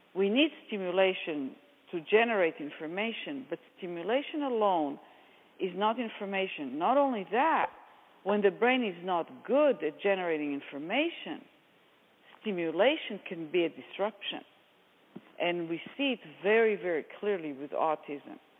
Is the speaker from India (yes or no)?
no; Israel; accent: Israeli; moved away; as you might hear from my accent, I, am Israeli and I lived in Israel